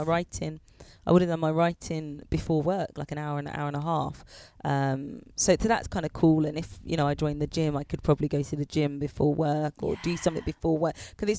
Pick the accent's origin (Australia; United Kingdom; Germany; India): United Kingdom; you see, I'm proper British. I like to have my dinner at 6 p.m.